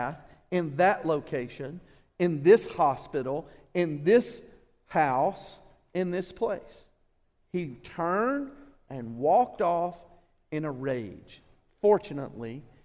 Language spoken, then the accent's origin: English; Alabama, United States; we're from Alabama